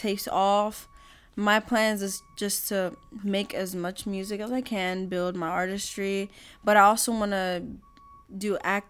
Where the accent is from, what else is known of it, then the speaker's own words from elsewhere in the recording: Philadelphia, Pennsylvania, United States; And then we're actually from Philly.